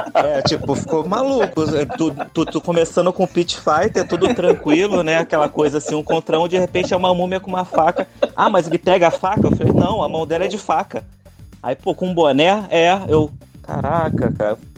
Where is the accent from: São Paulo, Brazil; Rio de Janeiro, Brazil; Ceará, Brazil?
Rio de Janeiro, Brazil; eu sou do Rio de Janeiro